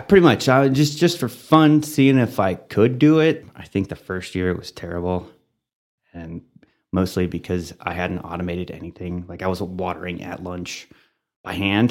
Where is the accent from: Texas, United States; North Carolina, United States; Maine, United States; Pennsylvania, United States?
Texas, United States; Dalhart; moved away as an adult; also born or lived in Germany / Canyon, Texas; now in Amarillo, United States; I grew up in Dalhart.